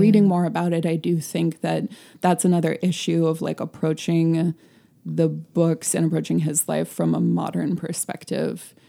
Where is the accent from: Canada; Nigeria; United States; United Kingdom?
United States; we're American